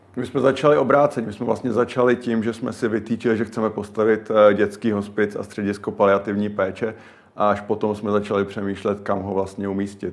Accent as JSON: {"language": "Czech", "region": "Prague", "country": "Czechia", "said": "já jsem Pražák a dlouho bydlíme v Praze oba"}